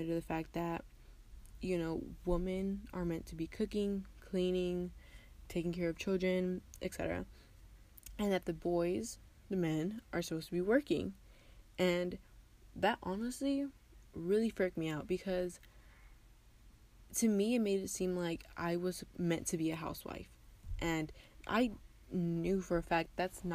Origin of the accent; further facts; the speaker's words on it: West Texas, United States; also born or lived in Tijuana, Mexico / Rosarito, Mexico; I was born in Tijuana, Mexico, but I lived in Rosarito, Mexico until I was 4 years old, and then my family and I moved to the United States here in West Texas, and I've lived here ever since.